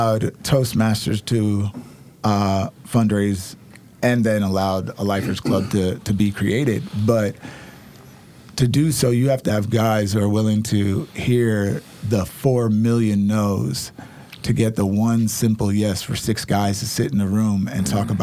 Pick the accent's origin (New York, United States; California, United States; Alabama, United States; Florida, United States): New York, United States; now in Oregon, United States; I'm from New York